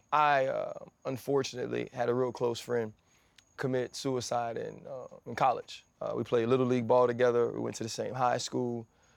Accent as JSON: {"language": "English", "town": "New Orleans", "region": "Louisiana", "country": "United States", "tie": "born or raised there", "said": "I grew up in New Orleans."}